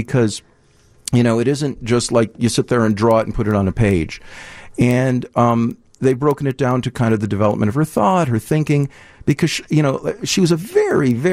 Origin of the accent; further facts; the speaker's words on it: Deerfield, Illinois, United States; now in Evanston, United States; I grew up in Deerfield. I live in Evanston